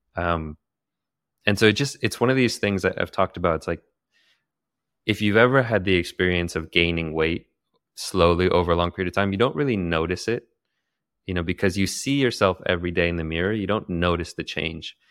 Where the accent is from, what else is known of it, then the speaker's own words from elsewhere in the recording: Santa Cruz, California, United States; moved away as an adult; also born or lived in Daly City, California / Bali; I was born in Daly City, California, uh, just near San Francisco. But I grew up more in Santa Cruz